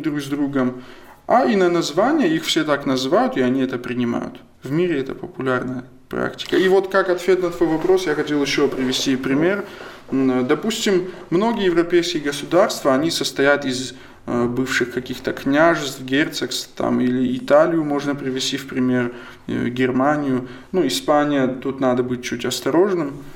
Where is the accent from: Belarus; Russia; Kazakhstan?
Russia; Kabardino-Balkaria; Russian is a second language; я, допустим, кабардинец